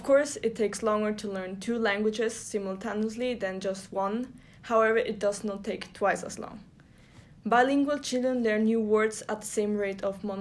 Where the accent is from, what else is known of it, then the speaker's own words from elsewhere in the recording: Trentino-Alto Adige, Italy; first language Italian and German; English is a second language; I'm from Italy, and I was born in a place in Italy where you speak Italian and German. And so, I grew up with both languages